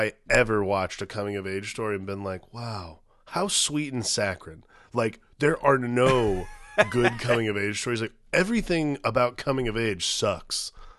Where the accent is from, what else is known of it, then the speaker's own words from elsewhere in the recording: Aurora, Ohio, United States; like in Aurora where I was growing up in Ohio, there was a lot of like it was still undeveloped